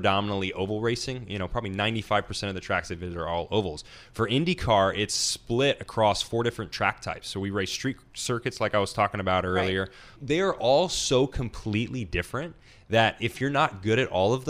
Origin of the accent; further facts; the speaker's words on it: Nashville, Tennessee, United States; I grew up, I'm from Nashville, Tennessee